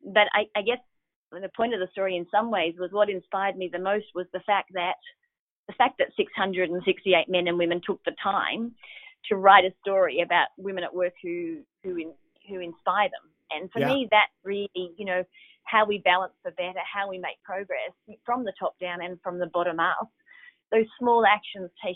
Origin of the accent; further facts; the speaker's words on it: Australia; I'm Australian